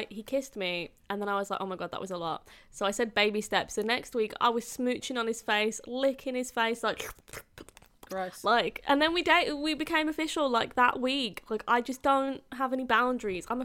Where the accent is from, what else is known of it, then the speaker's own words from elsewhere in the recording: Yorkshire and the Humber, United Kingdom; I'm from Yorkshire.